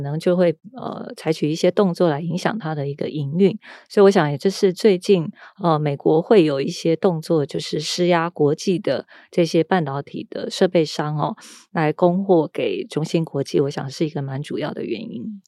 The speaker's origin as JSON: {"language": "Chinese", "country": "Taiwan", "said": "那反观台湾呢，我们在这一波的疫情，还有美中的科技战，我们其实是在两边都有得利的哦。"}